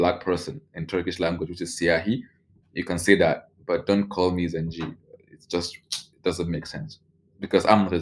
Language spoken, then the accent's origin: English; Borno, Nigeria; accent: Nigerian; English is a second language; moved away as an adult; also born or lived in Abuja, Nigeria / Istanbul, Turkey; I'm Nigerian, of course, I have a Nigerian accent